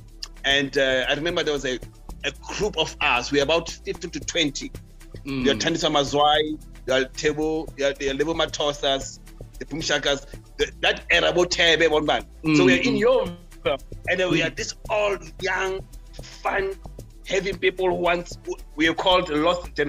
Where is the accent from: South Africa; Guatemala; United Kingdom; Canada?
South Africa; Soweto, Gauteng; also born or lived in Marshalltown, Johannesburg; I was a boy from Soweto who didn't know how to speak French in the early 90s